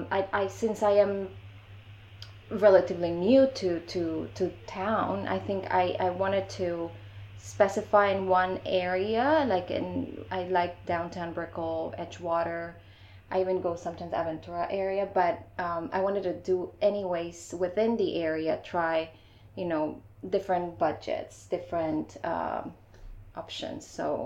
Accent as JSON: {"language": "English", "country": "Panama", "also_born_or_lived": "Iowa / Chicago", "lives_now": "Miami, United States", "said": "I'm from Panama. I've been in Miami for about 4 years now, and in total in the US, almost 9."}